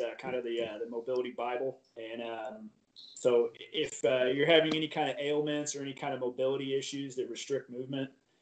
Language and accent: English; Columbia, Missouri, United States; here in my hometown